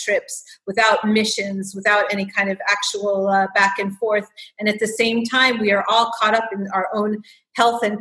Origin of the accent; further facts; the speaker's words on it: United States; moved away as an adult; now in Israel; I'm an American born and raised who now lives in Israel